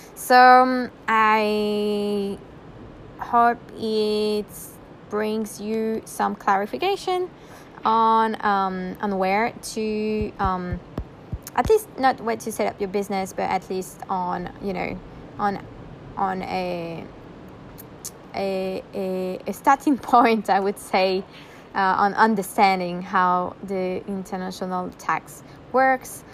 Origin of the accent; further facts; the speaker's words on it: France; now in Bali, Indonesia; I was born in France, right? So I'm a citizen of France